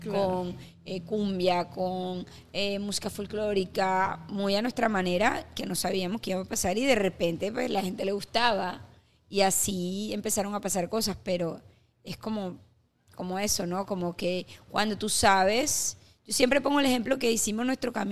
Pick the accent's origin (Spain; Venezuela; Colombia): Colombia; Caribbean Region; Eh, el Caribe, el Caribe, yo soy caribeña. Tú te levantas y los colores, el sol, el mar, las frutas. Yo creo que es como la parte, es, esa esencia, es mi raíz.